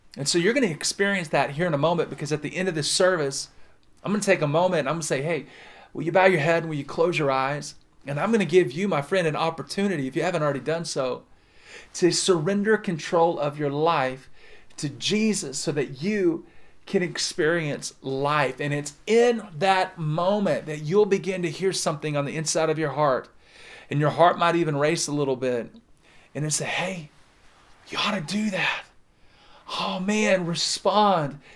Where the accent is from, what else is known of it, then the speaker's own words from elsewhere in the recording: the South, United States; I'm from the South